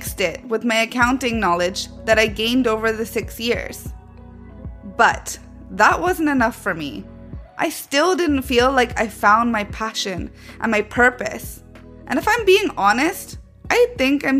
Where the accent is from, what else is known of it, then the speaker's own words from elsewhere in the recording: Vancouver, British Columbia, Canada; moved away as an adult; also born or lived in Manchester, England; now in London, United Kingdom; I was born and raised in Vancouver, Canada, and at 18 years old, I moved to England by myself to pursue my studies